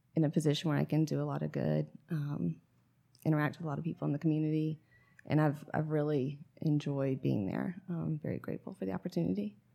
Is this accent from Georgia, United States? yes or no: yes; Atlanta, Georgia, United States; also born or lived in Raleigh, North Carolina; now in Sylva, United States; I'm from Atlanta originally